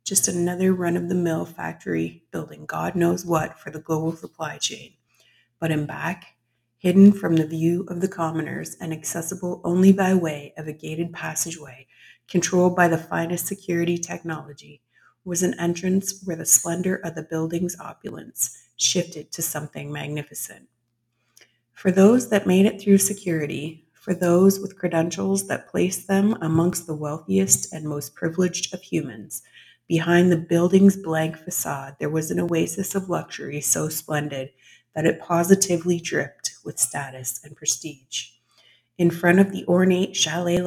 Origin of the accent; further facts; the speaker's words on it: Canada; I am a Canadian author